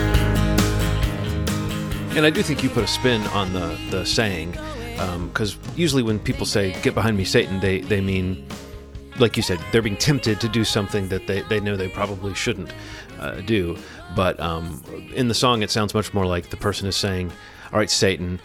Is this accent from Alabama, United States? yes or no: yes; Alabama, United States; When I was a kid, I used to hear things like that so often growing up in Alabama